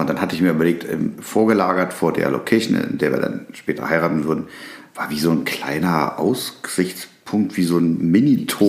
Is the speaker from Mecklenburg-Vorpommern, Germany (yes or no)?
no; Berlin, Germany; ich bin ja in Berlin groß geworden. Da bin ich ja schon, als ich als Baby geboren wurde, hin.